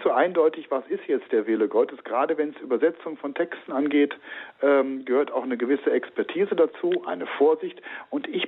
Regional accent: North/West Germany, Germany; denn ich komme ja auch aus Nord- bzw. Westdeutschland. Uns ist der Gruß auch nicht geläufig.

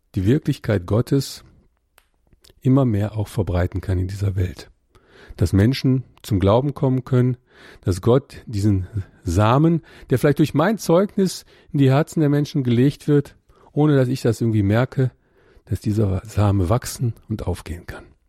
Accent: Ruhr area, North Rhine-Westphalia, Germany; ich komme aus dem Ruhrgebiet

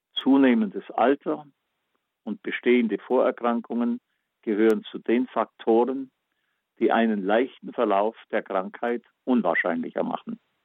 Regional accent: Backnang, Baden-Württemberg, Germany; meine Heimatstadt Batnang

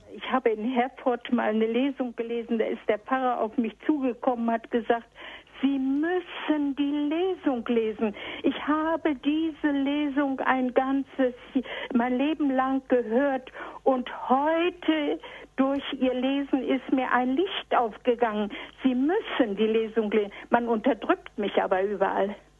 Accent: East Prussia, Warmian-Masurian Voivodeship, Poland; now in Bielefeld, Germany; Ich komme aus Ostpreußen, aus dem Ermland

